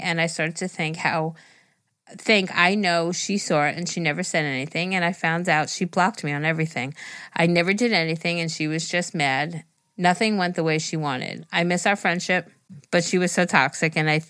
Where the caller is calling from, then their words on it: Alabama, United States; I'm from Alabama, so if I say y'all a lot.